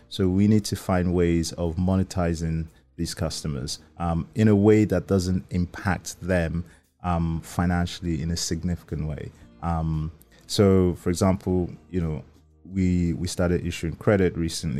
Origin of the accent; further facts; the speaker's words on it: Nigeria; I'm Nigerian